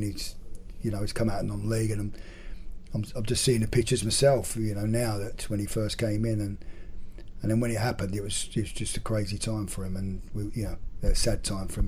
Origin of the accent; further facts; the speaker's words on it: Gillingham, South East England, United Kingdom; Gillingham uh, which is obviously my hometown club